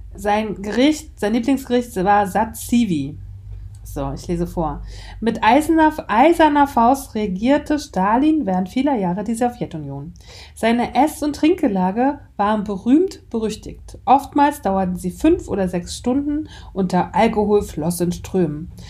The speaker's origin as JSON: {"language": "German", "region": "Mecklenburg-Vorpommern", "country": "Germany", "said": "Ich bin ja aus Mecklenburg-Vorpommern"}